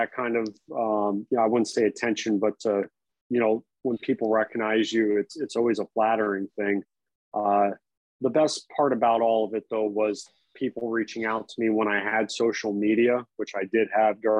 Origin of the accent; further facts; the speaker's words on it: Florida, United States; also born or lived in New York / Chicago; growing up in Florida